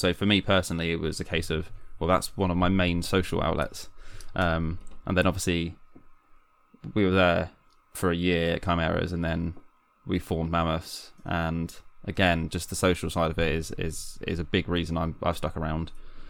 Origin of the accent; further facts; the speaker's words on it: London, United Kingdom; I came from London to move here because we got married, because Hannah's from here, my wife.